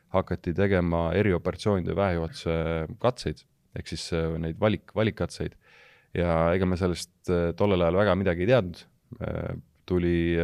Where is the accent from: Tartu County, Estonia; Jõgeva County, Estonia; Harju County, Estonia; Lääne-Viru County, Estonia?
Tartu County, Estonia; Elva; ma olen pärit Elvast, Elva gümnaasiumist